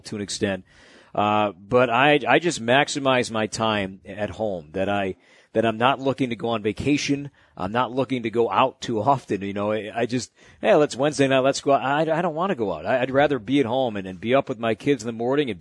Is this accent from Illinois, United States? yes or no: yes; Chicago, Illinois, United States; I grew up in Chicago and I grew up a big Cub fan.